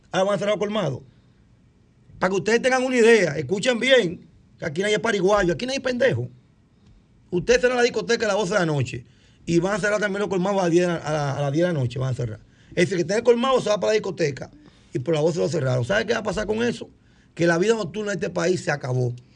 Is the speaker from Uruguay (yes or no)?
no; Cotuí, Sánchez Ramírez, Dominican Republic; Yo soy de Cotuí.